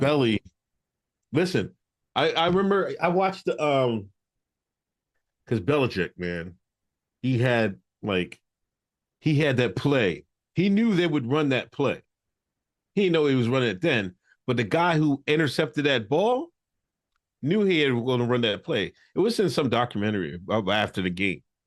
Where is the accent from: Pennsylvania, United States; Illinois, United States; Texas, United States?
Pennsylvania, United States; Exeter; I'm straight from Exeter, Pennsylvania, fucking son of a nurse and a crane operator